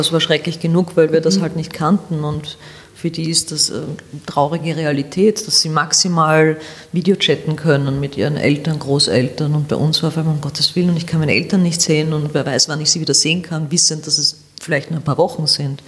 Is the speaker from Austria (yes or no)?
yes; Vienna, Austria; ich bin Wienerin, ich bin in der Josefstadt groß geworden, ich lebe noch immer in der Josefstadt